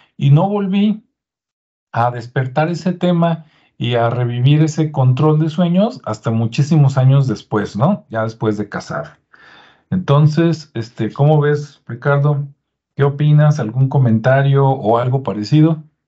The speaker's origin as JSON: {"language": "Spanish", "country": "Mexico", "said": "los que somos mexicanos"}